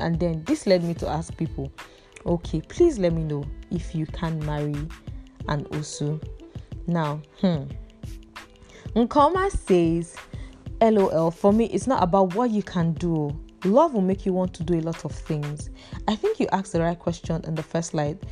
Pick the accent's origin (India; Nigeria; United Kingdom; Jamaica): Nigeria; Imo; I'm from Imo State